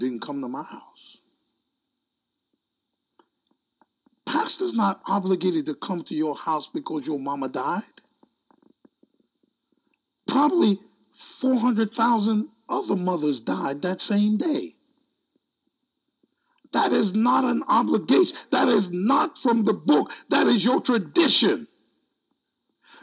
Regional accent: United States; I'm American

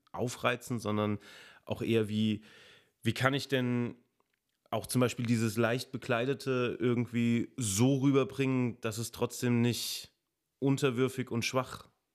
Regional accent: a village south of Giessen, Hesse, Germany; now in Giessen, Germany; ich komme auch aus dem Dorf. Also von daher, ja, also süd, südlich von Gießen

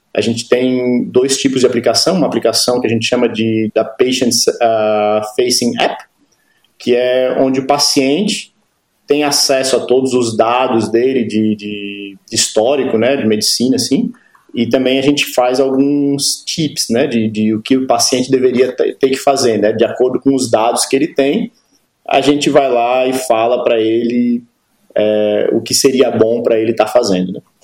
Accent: Florianópolis, Santa Catarina, Brazil; moved away as an adult; now in Berlin, Germany; sou de Florianópolis

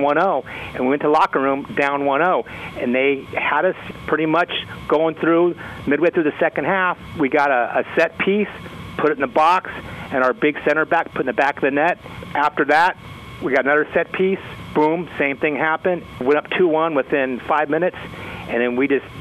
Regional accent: San Jose, California, United States; moved away as an adult; now in Dallas, United States; I grew up in San Jose, California

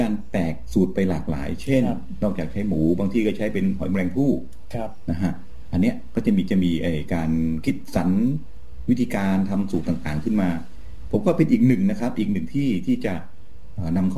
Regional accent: Rayong, Thailand

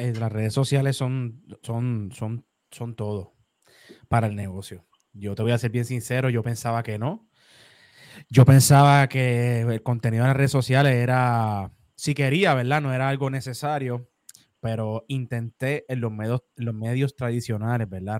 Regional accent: Puerto Rico; yo soy el puertorriqueño más joven con una firma en todo Puerto Rico

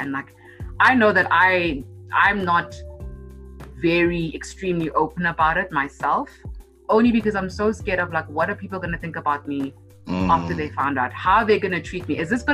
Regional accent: Hartbeespoort Dam, North West, South Africa; also born or lived in Pretoria, South Africa / Johannesburg, South Africa; grew up in Hot Beers Port Dam

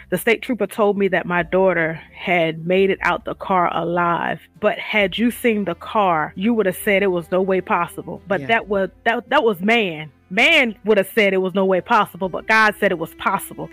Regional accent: Eastern Shore, Virginia, United States; now in Portsmouth, United States; I'm from the Eastern Shore, Virginia. I reside in Portsmouth, Virginia

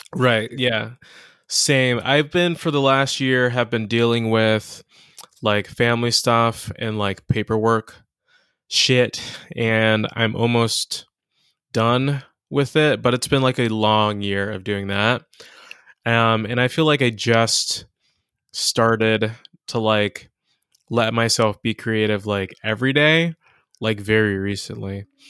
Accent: Inglewood, California, United States; also born or lived in Ladera Heights, Los Angeles; I'm from here. I'm from, um, I'm from Inglewood, um, but I'm from all over L

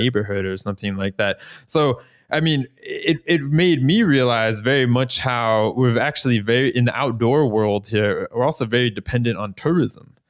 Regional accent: Florida, United States; now in Norway; I'm from Florida

